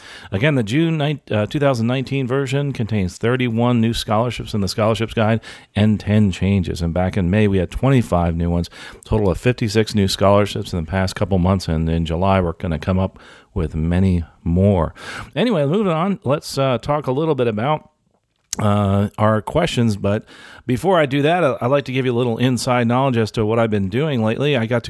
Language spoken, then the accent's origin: English; Canada; I'm a Canadian, and I've been working in my industry for 20 years